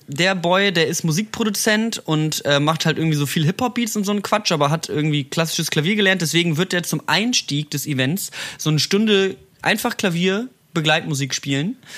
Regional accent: Berlin, Germany; ich bin aus Berlin

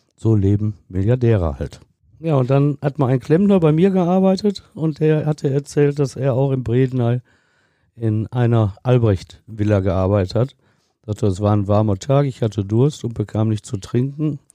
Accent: Ruhr area, North Rhine-Westphalia, Germany; bei uns im Ruhrgebiet

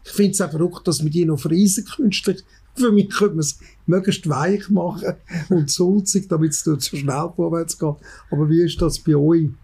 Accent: Switzerland; bei uns in Wengen

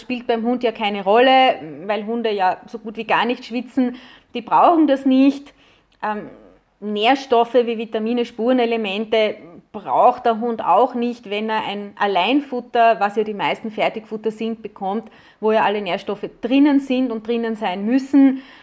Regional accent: Austria; bei uns in Österreich

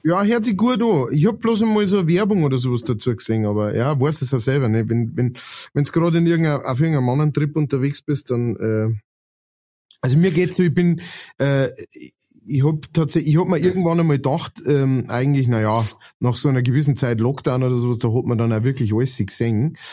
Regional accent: Lower Bavaria, Germany; now in Upper Palatinate, Germany; ich bin äh, Niederbayer und wohne in der Oberpfalz

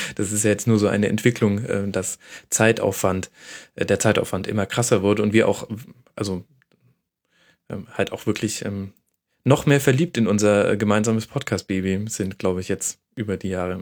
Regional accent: Franconia, Bavaria, Germany; ich als Franke

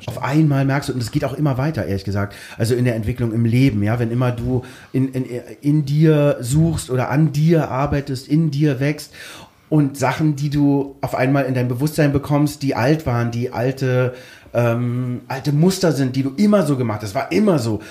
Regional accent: Berlin, Germany; wir sind aus Pankow niederschön Schönhausen, da, wo die ganzen Diplomaten gewohnt haben

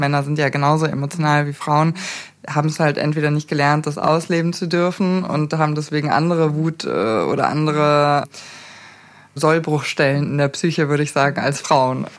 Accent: Munich, Bavaria, Germany; ich bin geboren in München

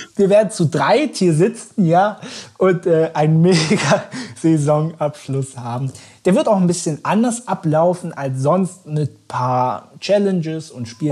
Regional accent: Berlin, Germany; für uns als Berliner

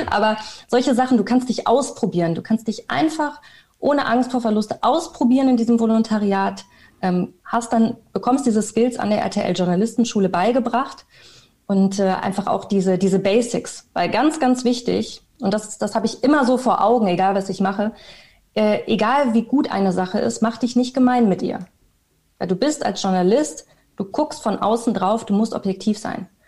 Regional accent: Bielefeld, North Rhine-Westphalia, Germany; moved away as an adult; ich komme aus Bielefeld, äh, bin ich dann mit 19 nach Köln gezogen und habe Medienmanagement studiert.

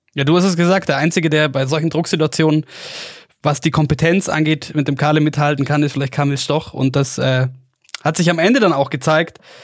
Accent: Oberstdorf, Bavaria, Germany; aus meiner Heimatgemeinde

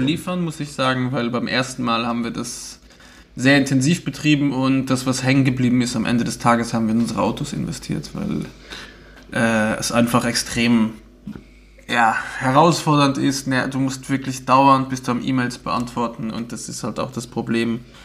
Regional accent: Luxembourg; Bei uns in Luxemburg nennen wir das Carway oder K-Ways

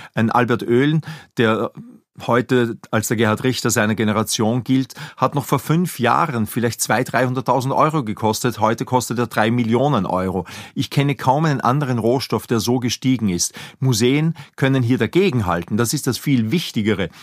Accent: Linz, Upper Austria, Austria; moved away as an adult; now in Vienna, Austria; Ich bin in Linz geboren, bin zum Studium der Kunstgeschichte nach Wien übersiedelt, habe hier promoviert

